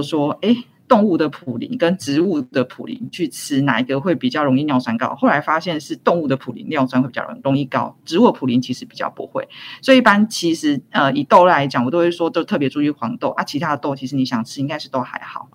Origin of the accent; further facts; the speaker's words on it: Taiwan; 我们台湾人